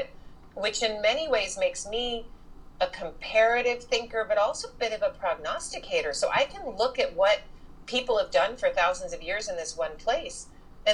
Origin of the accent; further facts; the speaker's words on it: Houston, Texas, United States; moved away; I grew up in Texas, in Houston of all places